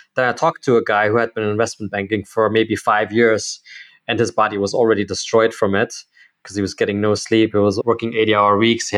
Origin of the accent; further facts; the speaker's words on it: Germany; moved away as an adult; also born or lived in United States / Netherlands / Ireland; now in Barcelona, Spain; I grew up in Germany until I was 22, 23 years old.